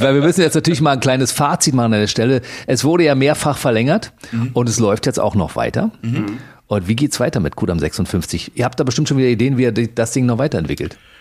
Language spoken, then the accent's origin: German; East Germany, Germany; ich komme aus dem Osten